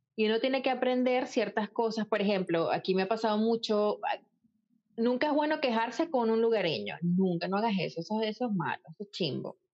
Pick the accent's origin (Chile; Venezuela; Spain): Venezuela; now in Ireland; como venezolano, le gusta pertenecer